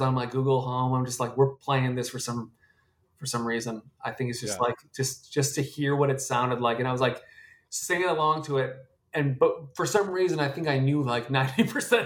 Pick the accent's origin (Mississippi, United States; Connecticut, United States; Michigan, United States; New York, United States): Connecticut, United States; Fairfield; I'm from Fairfield, Connecticut